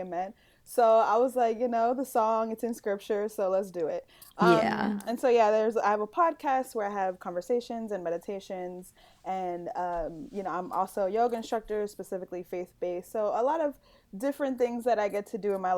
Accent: New York City, New York, United States; I'm a native New Yorker, Dominican descent

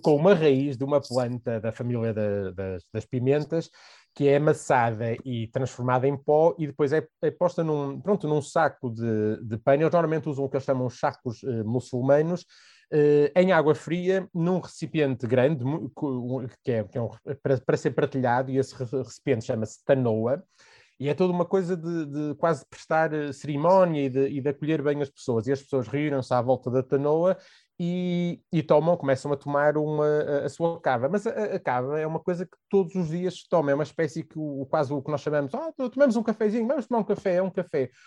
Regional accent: Portugal; sou português

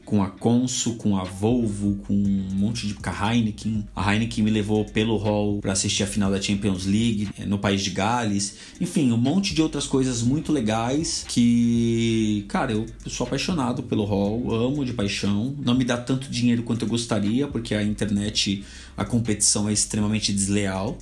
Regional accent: São Paulo, Brazil; also born or lived in South Zone, São Paulo; minha quebrada é Zona Leste, assim como o Mussum. Eu acho que eu sou até um pouco mais fundão do que o Mussum, porque eu sou do, do Cangaíba

